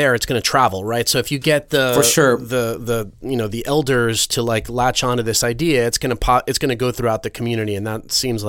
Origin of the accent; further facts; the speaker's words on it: Venezuela; I grew up in Venezuela, spent some years there, but at a time that was completely different, right? So I have the perspective of remembering my childhood in Venezuela